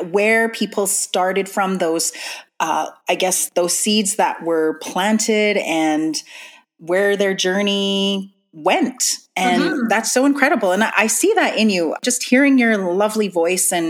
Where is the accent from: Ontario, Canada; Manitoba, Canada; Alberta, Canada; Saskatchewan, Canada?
Manitoba, Canada; Winnipeg; I was born and raised here in Winnipeg and Winnipeg's North End.